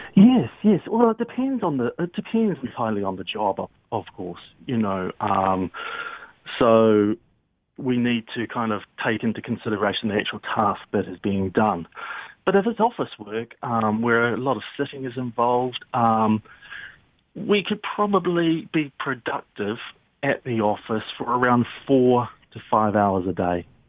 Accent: New Zealand; now in London, United Kingdom; I'm actually from New Zealand

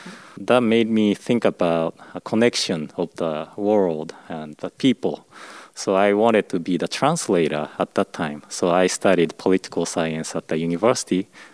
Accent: Shimane, Japan; now in Portland, United States; I'm from Shimane Prefecture. That's north of Hiroshima, and really small prefecture compared to major city like Tokyo or Osaka.

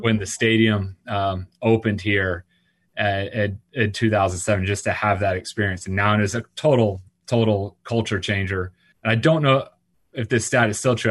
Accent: Orlando, Florida, United States; growing up around Orlando, when I moved to Orlando

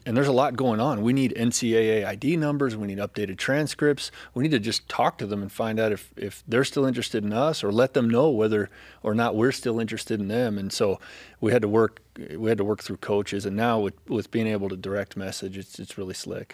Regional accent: California, United States; moved away; I grew up in California

